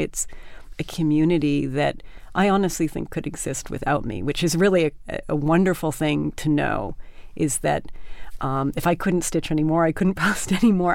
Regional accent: Canada; moved away; also born or lived in Vermont; I grew up in Canada

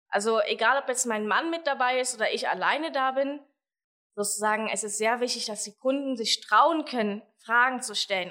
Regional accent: Germany; bei uns in Deutschland

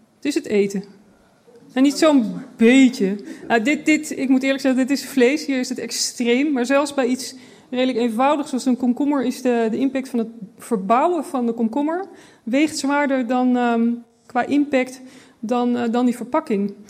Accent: Netherlands; als mens en als, als, als Nederlanders

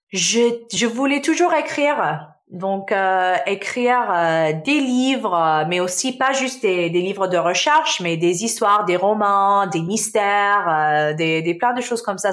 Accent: Canada; French is a second language; also born or lived in Damascus, Syria; Je suis euh, née en Syrie, en Damas, donc je suis syrienne. Ma famille, euh, on a déménagé au Canada euh, quand j'avais six ans

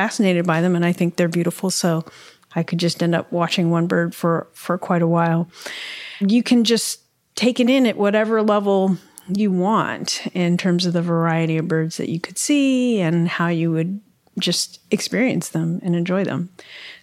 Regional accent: Ohio, United States; moved away; also born or lived in San Francisco Bay Area; growing up in Ohio

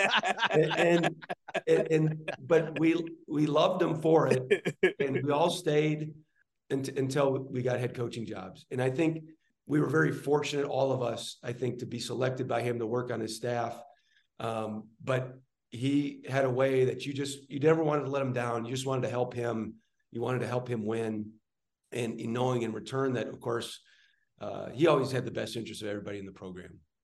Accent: Midwest, United States; growing up in the Midwest

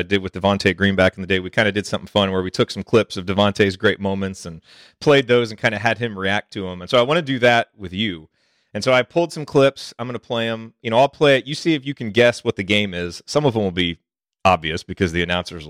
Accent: Bloomington, Indiana, United States; I grew up in Bloomington

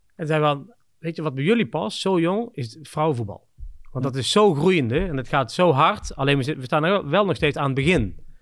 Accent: the Kempen, North Brabant, Netherlands; moved away as an adult; also born or lived in Scandinavia / Budapest / Shanghai / Singapore; een dorp hier in, waar ik vandaan kom in de Kempen

